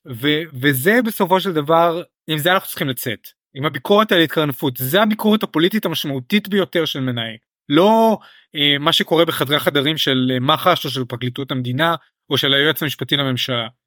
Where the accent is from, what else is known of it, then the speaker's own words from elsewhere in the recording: Israel; החוויה שלנו כישראלים